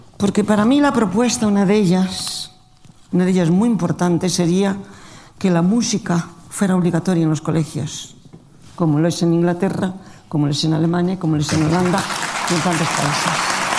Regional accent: Spain; Nosotros estamos en España y somos los españoles.

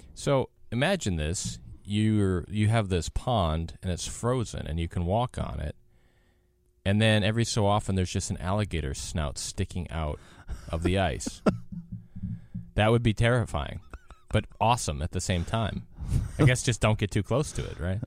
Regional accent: Wisconsin, United States; moved away; I grew up in Wisconsin

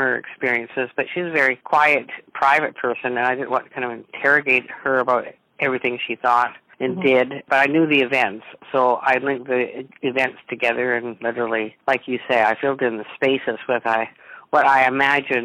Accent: Edmonton, Alberta, Canada; I was brought up in Edmonton, I guess I'm a bit of a country gal

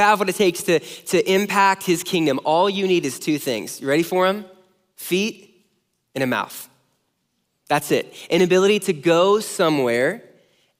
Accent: near Los Angeles, Southern California, United States; now in Omaha, United States; I grew up in Southern California

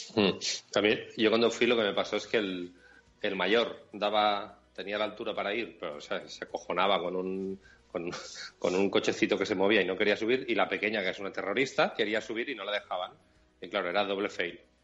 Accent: Catalonia, Spain; como somos catalanes, o yo soy catalán

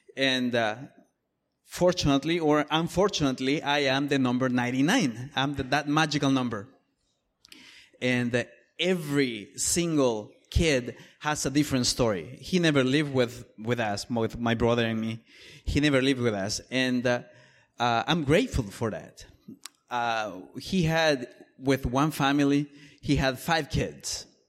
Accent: El Salvador; moved away; I am from El Salvador originally

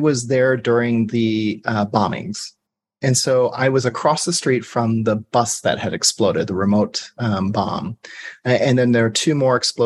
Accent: Georgia, United States; I'm also from Georgia

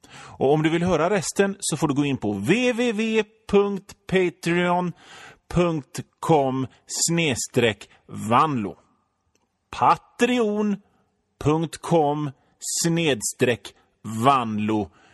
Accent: Hönö, Västra Götaland, Sweden; moved away as an adult; now in Gothenburg, Sweden; jag är född och uppväxt i Göteborgs norra skärgård på ön Hönö

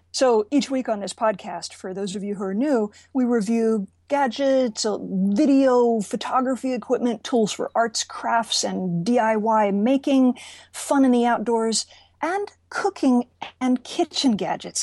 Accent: Richmond, Virginia, United States; moved away; Richmond, Virginia, my hometown

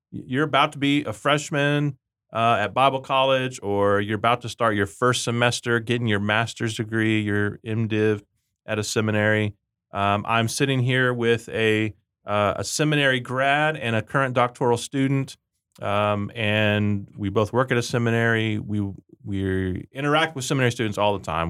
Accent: Rio Grande Valley, Texas, United States; I grew up in the Rio Grande Valley in Texas, and we called underwear Chones

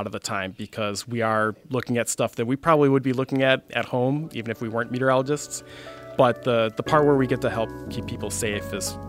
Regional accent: Fond du Lac, Wisconsin, United States; I was in high school when the Oakfield tornado happened, the last F5 tornado that happened in Wisconsin.

